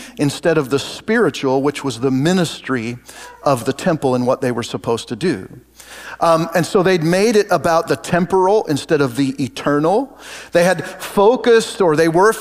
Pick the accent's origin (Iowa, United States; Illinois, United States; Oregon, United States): Oregon, United States; moved away as an adult; now in Kansas, United States; We grew up in Oregon